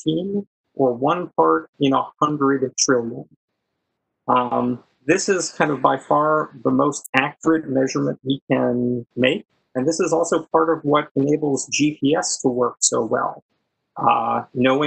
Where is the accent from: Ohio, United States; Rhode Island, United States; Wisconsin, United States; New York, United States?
Wisconsin, United States; moved away as an adult; also born or lived in Minnesota; I grew up in Wisconsin